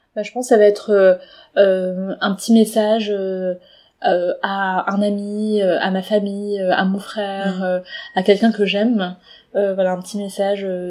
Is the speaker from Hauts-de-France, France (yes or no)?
no; Paris, Île-de-France, France; je suis née à Paris et donc euh, d'origine chinoise